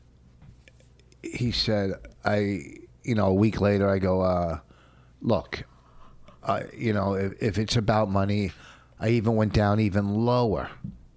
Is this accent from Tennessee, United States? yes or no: no; Plainfield, New Jersey, United States; Something from my hometown, from Plainfield.